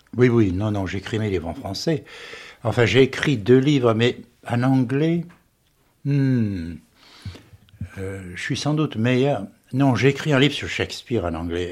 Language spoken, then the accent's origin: French; the Midi, southern France, France; accent: méridional; moved away as an adult; also born or lived in Paris; now in United States; J'avais un accent méridional à Paris, et j'ai un accent français, un anglais, parce que je suis arrivé trop tard, 25 ans, pour le perdre.